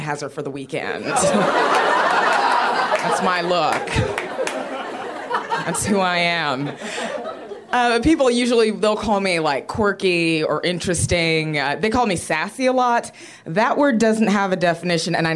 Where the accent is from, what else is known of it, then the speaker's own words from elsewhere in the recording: Rio Grande Valley, Texas, United States; I got called sassy a whole lot when I was growing up. I was the only black kid. I'm from the Rio Grande Valley